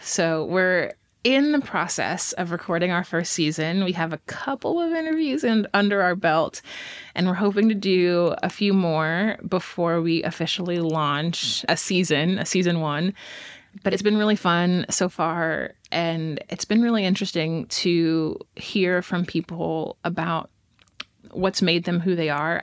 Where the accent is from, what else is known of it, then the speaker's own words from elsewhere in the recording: Texas, United States; now in Fayetteville, United States; I am from Texas.